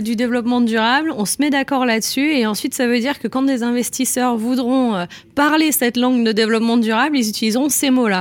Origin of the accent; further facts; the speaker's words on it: France; chez nous en France